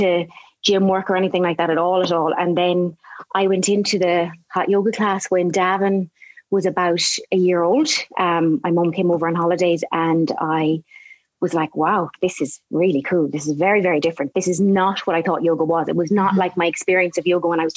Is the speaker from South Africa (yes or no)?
no; Galway, Connacht, Ireland; also born or lived in Boston, United States; I was born in Boston, and my parents moved back to Galway, back to Ireland, where they were from, maybe when I was about nearly three. And I was in Galway, grew up there